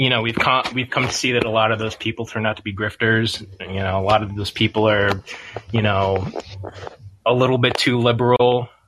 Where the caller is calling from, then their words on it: New Brunswick, New Jersey, United States; I'm from New Brunswick, New Jersey.